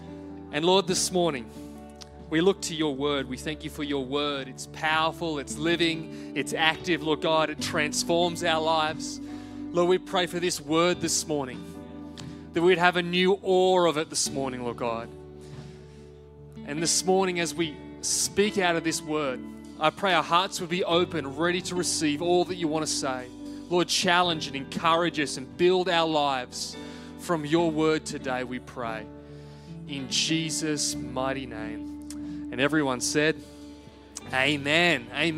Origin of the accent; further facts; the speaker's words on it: Wales, United Kingdom; born there; I was born in Singleton Hospital on the 26th of August, 1987.